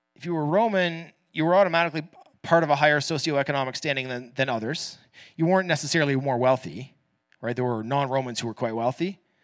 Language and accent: English; Canada; first language English; I'm born into a middle-class Canadian family